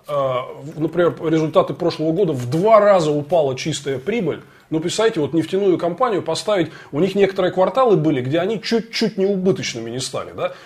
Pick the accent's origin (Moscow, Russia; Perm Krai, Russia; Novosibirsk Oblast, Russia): Moscow, Russia; мы, москвичи